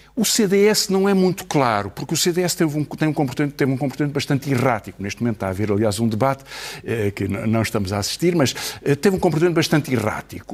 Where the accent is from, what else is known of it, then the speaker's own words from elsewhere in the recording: Portugal; os 10 milhões de portugueses, um pouco mais de 10 milhões que somos